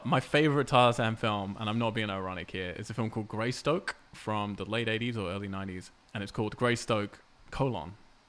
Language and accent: English; England, United Kingdom; moved away; growing up in England